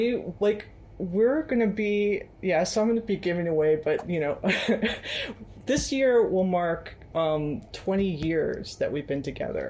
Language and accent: English; Cleveland, Ohio, United States; moved away as an adult; now in Hangzhou, China; I'm originally from Cleveland, Ohio in the U.S., and I've been in China for like over a decade. I first came to China actually in 1999